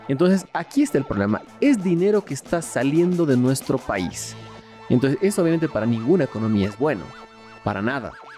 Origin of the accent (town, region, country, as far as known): Bolivia